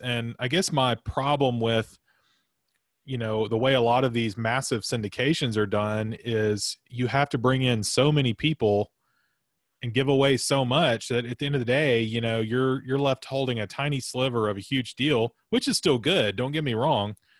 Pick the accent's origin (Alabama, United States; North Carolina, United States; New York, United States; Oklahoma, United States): Alabama, United States; Florence; I grew up in Florence, Alabama as well